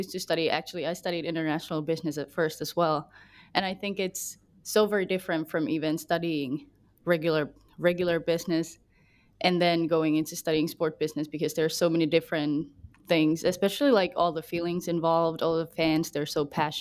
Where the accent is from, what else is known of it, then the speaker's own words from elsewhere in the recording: Jyväskylä, Central Finland, Finland; I'm from Jyväskylä